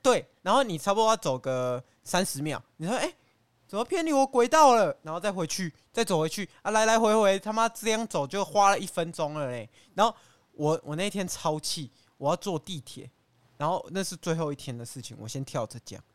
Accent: Taiwan; 我们台湾人

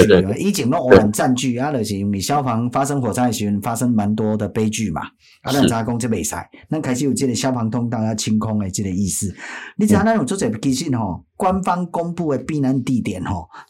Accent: Taiwan; 其实我我们身为台湾人，我们知道不是淡定，是麻痹无感。

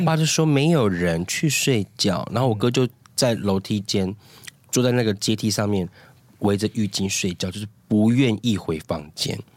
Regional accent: Taiwan; 因为我们两个就是在部落长大

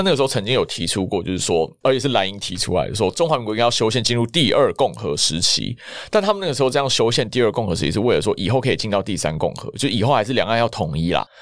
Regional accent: Taiwan; 我是一九九零年出生， 我们一出生，台湾就是已经比较偏向民主自由、开放多元的这种环境

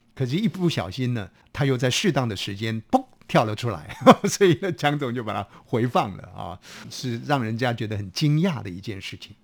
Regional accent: Taiwan; 我们台湾话讲的说幼 key

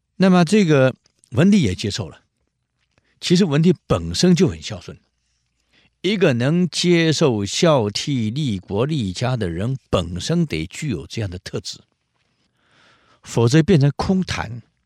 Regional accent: Taiwan; 我们台湾人很少尝试到零下二十度以下那种气候

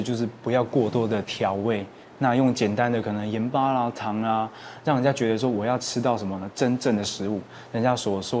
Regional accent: Hualien County, Taiwan; 对，我是花莲人。

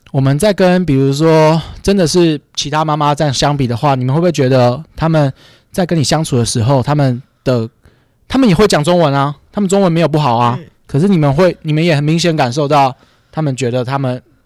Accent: Taipei, Taiwan; 我自己原本的长大的地方是天母

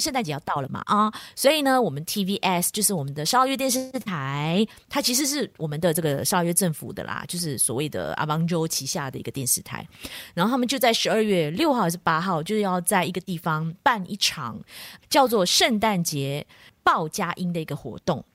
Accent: East Malaysia, Malaysia; 只有我们东马人才了解我们这边的民情，我们这边的情怀，跟我们这边的多元的宗教的元素

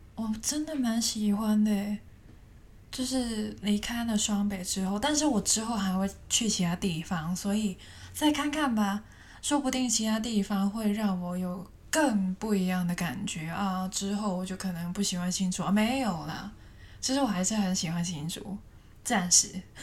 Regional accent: Hong Kong; 我是一个香港人嘛，在香港那个速度是真的很快

